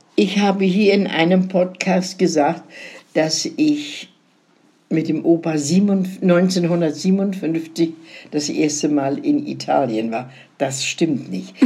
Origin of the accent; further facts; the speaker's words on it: Szczecin, West Pomeranian Voivodeship, Poland; moved away; in meine Heimatstadt nach Stettin